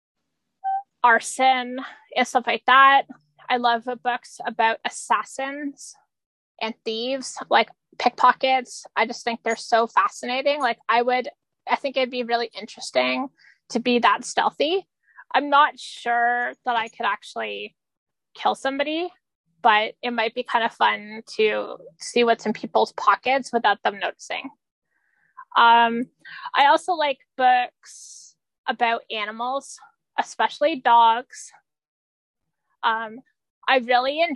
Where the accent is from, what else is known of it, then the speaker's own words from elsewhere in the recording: Canada; I'm Canadian. I'm like the token Canadian in the group